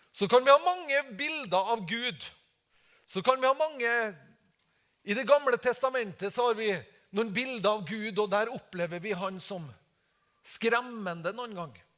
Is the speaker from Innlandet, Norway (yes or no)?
no; Tingvoll, Møre og Romsdal, Norway; jeg kommer fra Tingvoll